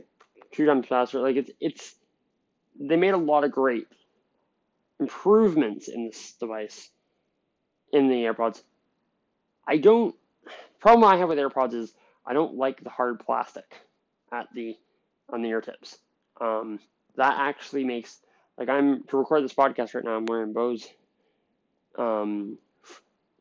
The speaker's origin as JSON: {"language": "English", "country": "Canada", "said": "I'm from Canada"}